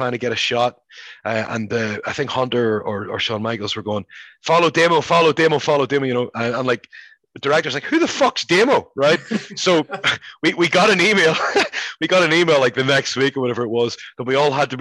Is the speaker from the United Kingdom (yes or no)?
yes; Belfast, Northern Ireland, United Kingdom; moved away as an adult; also born or lived in Scotland; now in United States; growing up in Belfast